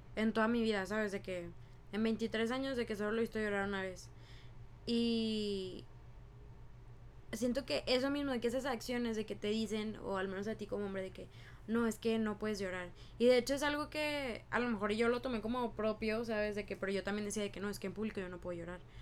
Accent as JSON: {"language": "Spanish", "country": "Mexico", "moved": "yes", "lives_now": "United States", "said": "De que en Estados Unidos, de que soy inmigrante, ¿no? De que soy mexicana"}